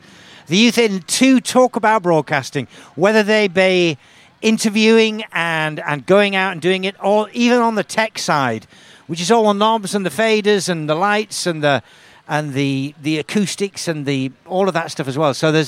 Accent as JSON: {"language": "English", "town": "Halton Moor", "region": "Yorkshire and the Humber", "country": "United Kingdom", "said": "These people who have done this, I come from Halton. Is that allowed? Is that allowed? Halton Moor? Is that allowed?"}